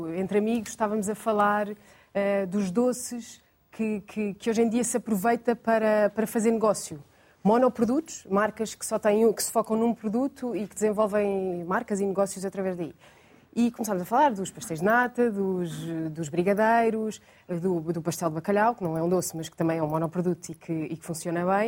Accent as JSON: {"language": "Portuguese", "region": "Lisbon", "country": "Portugal", "said": "sou, de Lisboa"}